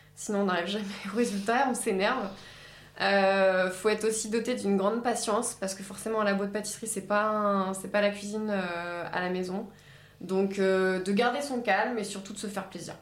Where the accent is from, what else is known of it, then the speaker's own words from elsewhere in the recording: Normandy, France; je suis, je suis normande